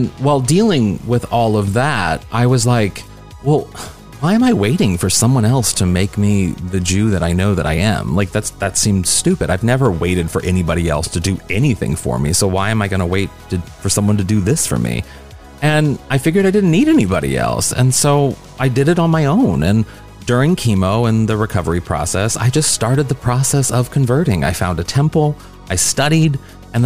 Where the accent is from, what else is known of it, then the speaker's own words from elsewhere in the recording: a small town outside St. Louis, Missouri, United States; I was raised Mormon in a small town outside St. Louis, Missouri.